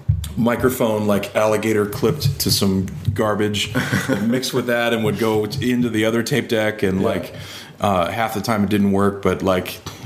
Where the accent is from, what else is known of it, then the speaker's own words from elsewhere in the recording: Detroit, Michigan, United States; also born or lived in Chicago / Des Moines / Maryville; Well, I was born in Chicago and then moved to Detroit and lived in like Detroit and surrounding suburbs, Plymouth, Livonia, Northville. And then I went to high school in Des Moines